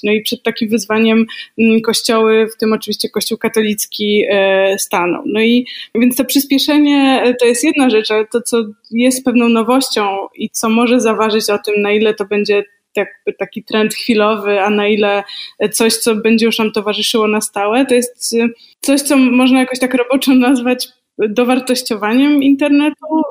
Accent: a small town near Warsaw, Masovian Voivodeship, Poland; Ja jestem z małego miasta e, spod Warszawy, 17 tysięcy mieszkańców

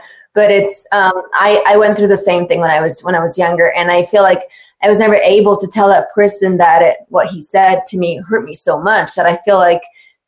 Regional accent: Italy; I'm from Italy, and so I know how fashion is there

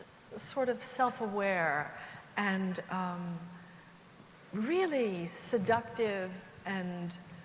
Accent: New Jersey, United States; I grew up in New Jersey

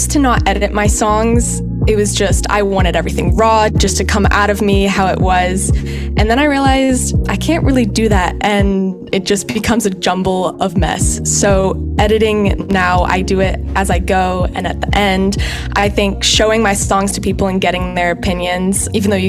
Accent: Bay Area, California, United States; moved away as an adult; now in Boston, United States; I am originally from California, around the Bay Area

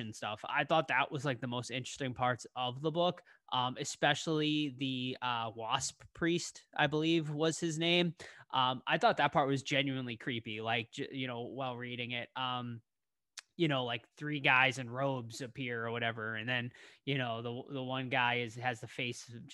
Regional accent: Boston, Massachusetts, United States; I grew up in Boston

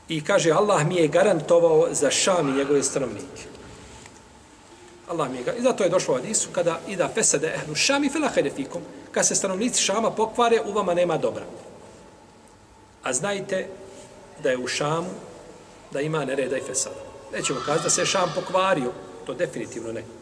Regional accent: Iraq; born there; ja sam rođen u Iraku, živim, imam irački pasoš na tom sam mjestu

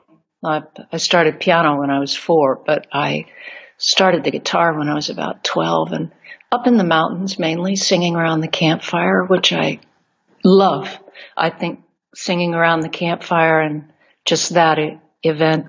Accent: Arizona, United States; Arizona is where I'm from, born and raised

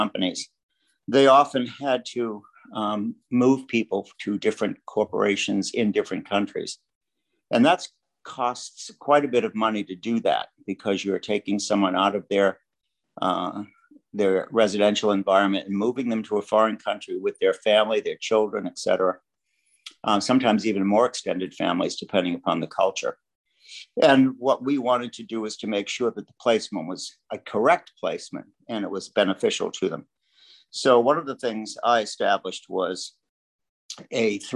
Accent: Boston, Massachusetts, United States; moved away as an adult; also born or lived in Vermont / Miami / New York; I grew up in Boston and very much enjoyed living in the home of the Red Sox

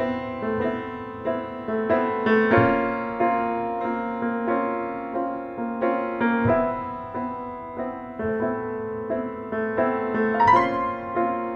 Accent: Massachusetts, United States; also born or lived in New Haven, Connecticut; now in San Diego, United States; I'm from Massachusetts, and I have this sort of Irish kind of appearance.

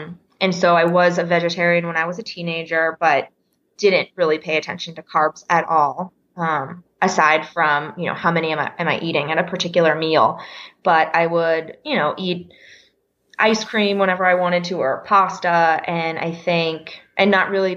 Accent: the Poconos, Pennsylvania, United States; moved away as an adult; also born or lived in Philadelphia, United States; now in Denver, United States; I grew up in Pennsylvania, in the Poconos of Pennsylvania

